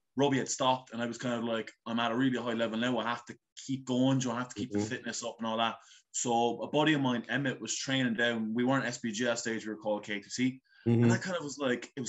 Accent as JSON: {"language": "English", "town": "Blarney", "region": "Munster", "country": "Ireland", "tie": "born or raised there", "said": "So I grew up in Blarney. I've been living in Blarney my whole life."}